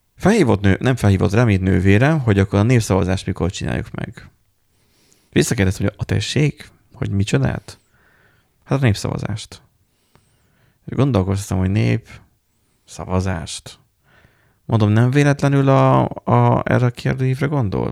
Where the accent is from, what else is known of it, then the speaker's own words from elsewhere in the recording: Borsod-Abaúj-Zemplén, Hungary; borsodiak vagyunk és kemények vagyunk. Tehát, hogy nálunk medve jár